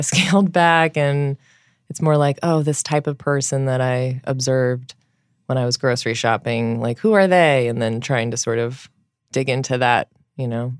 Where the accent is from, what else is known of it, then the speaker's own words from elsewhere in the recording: Southern California, United States; now in New York, United States; I'm from Southern California